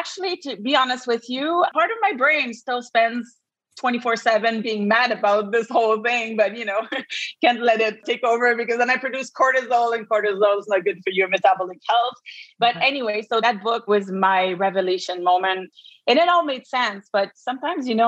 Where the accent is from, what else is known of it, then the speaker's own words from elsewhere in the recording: Quebec, Canada; accent: Quebec; I practice in Quebec, as you can hear from my accent